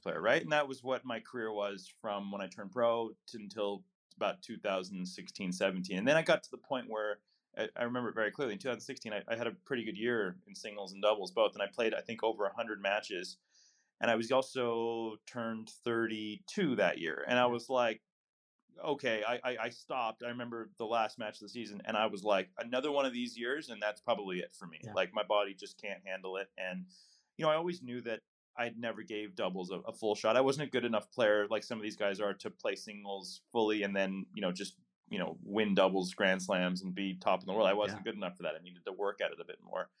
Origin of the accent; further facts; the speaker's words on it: Midwest, United States; as a kid growing up in the Midwest, I saw myself as just an American athlete